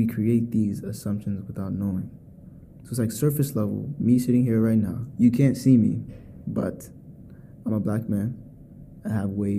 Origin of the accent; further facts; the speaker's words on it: United States; I am a American-born Ghanaian entrepreneur